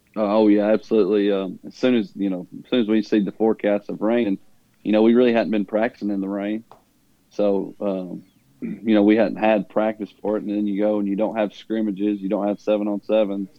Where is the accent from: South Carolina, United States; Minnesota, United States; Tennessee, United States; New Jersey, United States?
Tennessee, United States; Huntland; growing up in Huntland and going to Huntland, which is a small